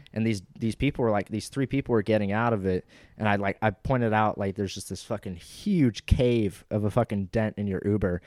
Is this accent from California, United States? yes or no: yes; Los Angeles, California, United States